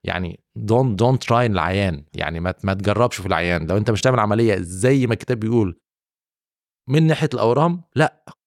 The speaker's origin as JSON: {"language": "Arabic", "country": "Egypt", "moved": "as an adult", "lives_now": "Saudi Arabia", "said": "عندنا في مصر وفي السعوديه هنا"}